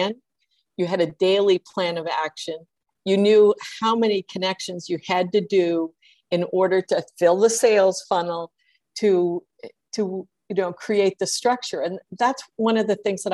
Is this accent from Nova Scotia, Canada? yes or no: yes; Nova Scotia, Canada; I was born in Nova Scotia and have lived here the bulk of my life, other than a couple of times away, I believe I'm a Maritimer